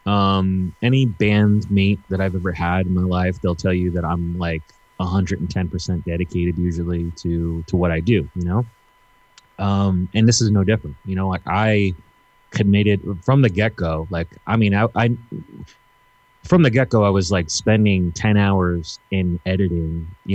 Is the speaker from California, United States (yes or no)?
no; New York City, New York, United States; I'm from New York City